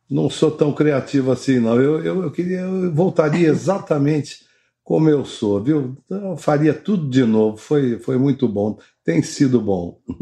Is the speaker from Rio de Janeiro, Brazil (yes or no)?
yes; Rio de Janeiro, Brazil; eu nasci no Leblon, no Rio de Janeiro